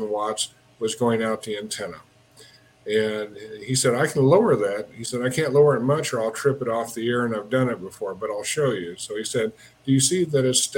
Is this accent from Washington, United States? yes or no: no; Wichita, Kansas, United States; moved away as an adult; now in Denver, United States; I grew up in Wichita, and I ended up back in Wichita after working at General Motors for a couple of years.